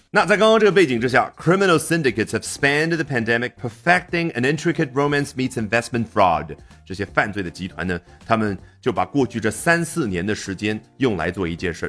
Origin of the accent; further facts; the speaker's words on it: China; 我们中国人